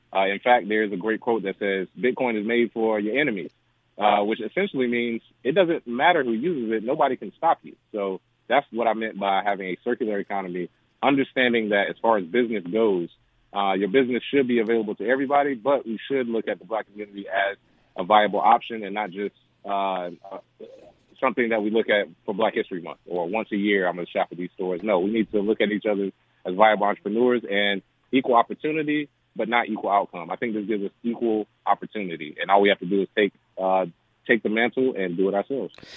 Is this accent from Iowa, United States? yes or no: no; Charlotte, North Carolina, United States; I grew up in Charlotte, North Carolina